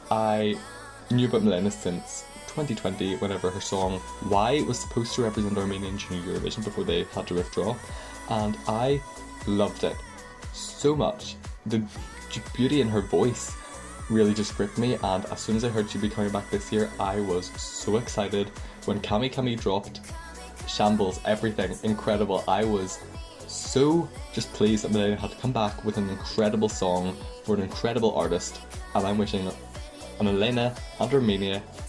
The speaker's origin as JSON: {"language": "English", "region": "Northern Ireland", "country": "United Kingdom", "said": "from Eurovision with … on YouTube, and I'm from Northern Ireland."}